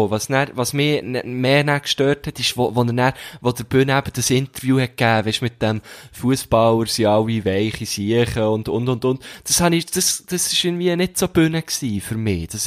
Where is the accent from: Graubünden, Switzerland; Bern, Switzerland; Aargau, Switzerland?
Bern, Switzerland; Man kann ja, es ist ja immer so, als, als Berner, ähm, man findet ja nie beide gleich geil.